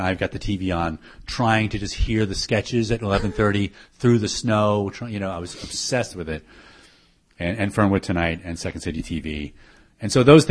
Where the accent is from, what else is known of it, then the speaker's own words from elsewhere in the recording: Syracuse, New York, United States; moved away as an adult; also born or lived in Ithaca, New York; I grew up in Syracuse, so I moved to New York right after college